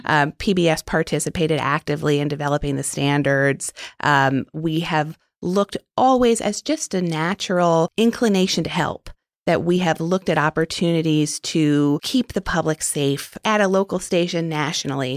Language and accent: English; New York City, New York, United States; moved away as an adult; also born or lived in Arlington, Virginia / Washington, D.C.; I was born and raised in Manhattan